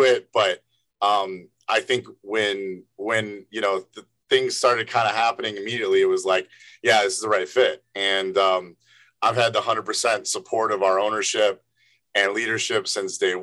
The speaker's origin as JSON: {"language": "English", "town": "Evanston", "region": "Illinois", "country": "United States", "tie": "born or raised there", "moved": "as an adult", "lives_now": "New York, United States", "said": "I'm from Chicago, Evanston, born and raised. Moved to New York"}